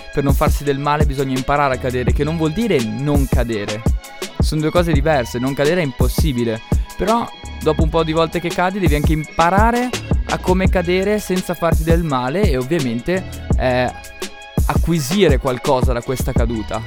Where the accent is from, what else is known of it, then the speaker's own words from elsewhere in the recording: Upper Mantua area, Lombardy, Italy; nelle nostre parti alto mantovano